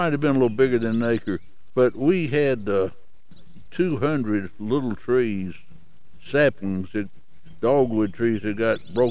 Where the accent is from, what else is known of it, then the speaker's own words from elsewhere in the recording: Chattanooga, Tennessee, United States; also born or lived in Lookout Mountain, Tennessee; the home I was raised in on Missionary Ridge